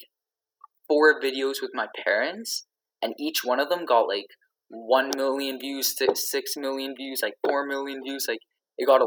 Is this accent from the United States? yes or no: no; Canada; I'm Canadian